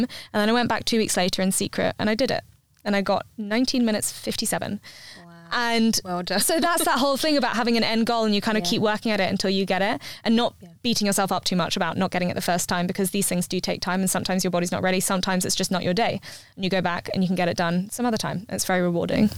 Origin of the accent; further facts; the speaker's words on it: London, United Kingdom; moved away as an adult; now in Bristol, United Kingdom; I come from London, and yeah. so I never had a garden before. And then we moved out to Bristol